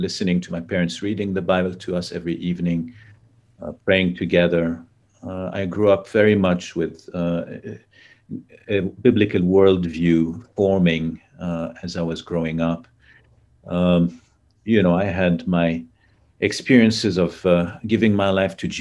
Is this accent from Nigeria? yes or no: no; Lebanon; I grew up in Lebanon. I was born in Lebanon, grew up in Lebanon